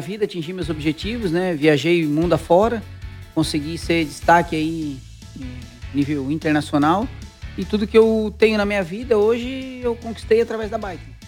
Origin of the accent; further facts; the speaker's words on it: Araranguá, Santa Catarina, Brazil; also born or lived in Curitiba; Eu me considero de Araranguá, né? Eu nasci em Curitiba, mas eu só nasci lá, né? Eu fui feito em Araranguá, né? A minha infância toda passei em Araranguá